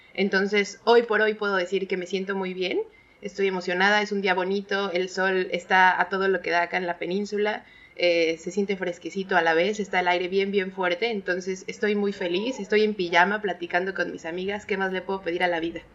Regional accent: Mexico City, Mexico; moved away; yo también soy de la Ciudad de México

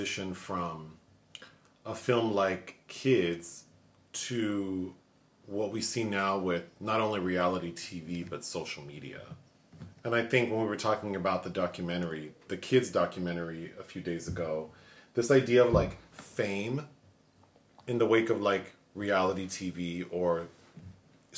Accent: Los Angeles, California, United States; growing up in Los Angeles, living here now

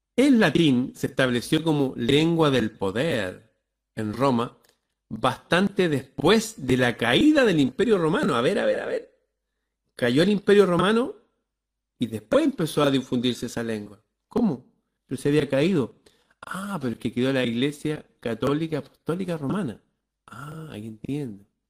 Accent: Chile; nosotros acá en Chile usamos palabras

